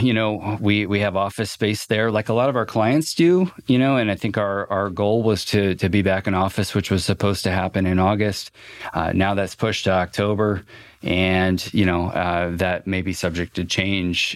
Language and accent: English; Fort Wayne, Indiana, United States; I grew up on the southeast side of Fort Wayne.